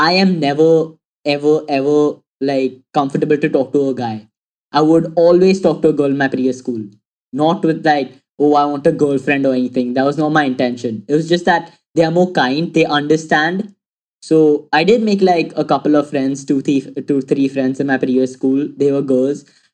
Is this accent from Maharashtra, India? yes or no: yes; Mumbai, Maharashtra, India; I'm 17 years old and I'm from Mumbai.